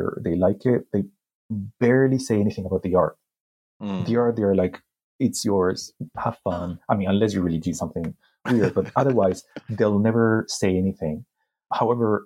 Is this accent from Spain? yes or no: yes; Spain; grew up in Spain. I started publishing in Spain